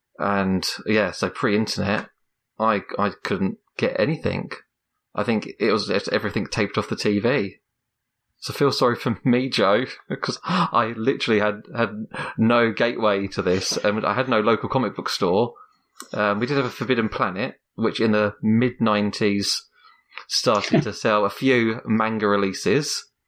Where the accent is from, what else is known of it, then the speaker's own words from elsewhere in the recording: United Kingdom; it was tough being a Brit.